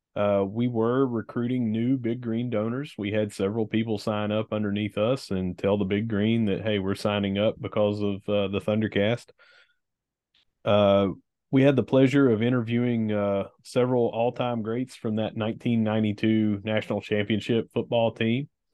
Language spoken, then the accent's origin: English; Gilbert, West Virginia, United States; from my hometown in Gilbert